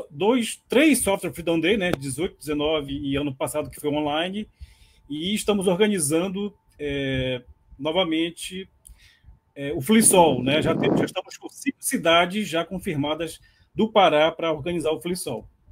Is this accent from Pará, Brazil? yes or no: yes; Belém, Pará, Brazil; also born or lived in Natal; sou aqui de Belém do Pará